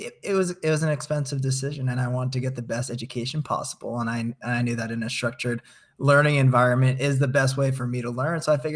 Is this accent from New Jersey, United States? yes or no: yes; New Jersey, United States; People think I'm from California, so it's hard to pinpoint if I came from New Jersey. But I did come from New Jersey.